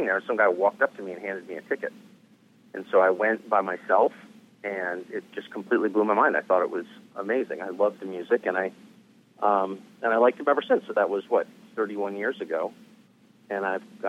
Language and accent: English; California, United States; I grew up in California